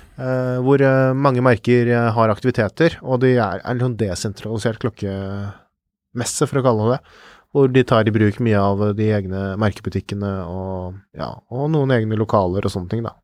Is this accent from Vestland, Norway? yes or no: no; Fredrikstad, Østfold, Norway; min hjemby Fredrikstad